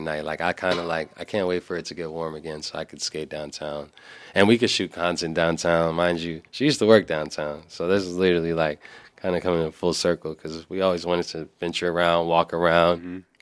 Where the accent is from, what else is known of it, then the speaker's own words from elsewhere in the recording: New York, United States; As a New Yorker